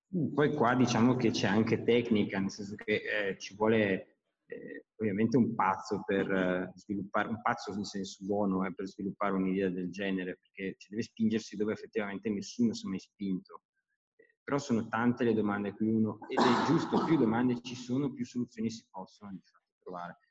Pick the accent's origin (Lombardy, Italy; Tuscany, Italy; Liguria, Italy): Lombardy, Italy; Brescia; io sono di Brescia